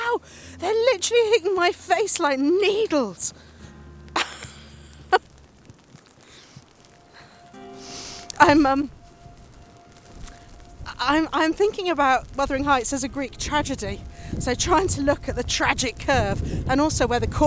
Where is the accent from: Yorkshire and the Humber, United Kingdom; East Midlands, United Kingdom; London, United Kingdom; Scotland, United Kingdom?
East Midlands, United Kingdom; Nottingham; moved away; also born or lived in Cornwall; I grew up in Nottingham